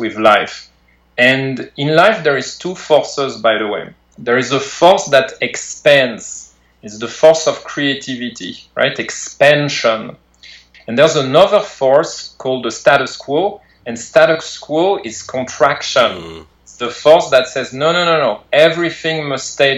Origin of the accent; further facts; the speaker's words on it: outside Paris, Île-de-France, France; moved away as an adult; now in California, United States; I grew up in France, right, out of Paris, France